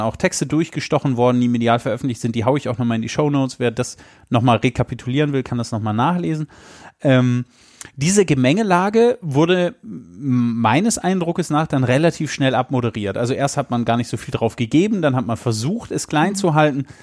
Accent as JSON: {"language": "German", "region": "Hesse", "country": "Germany", "tie": "born or raised there", "said": "ich bin in Hessen geboren"}